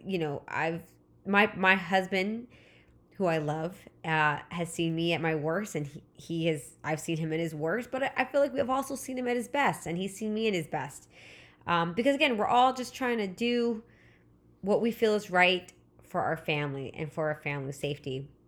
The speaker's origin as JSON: {"language": "English", "region": "California", "country": "United States", "tie": "born or raised there", "said": "Again, I live in Southern California. I grew up in Southern California, so Disneyland was always the summer vacation."}